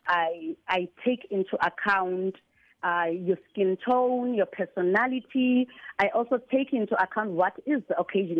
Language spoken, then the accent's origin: English; Qonce / Middle Drift, Eastern Cape, South Africa; I was born in Kabeja, grew mm. up in Kabeja. All my life was spent in Kabeja and Middle Drift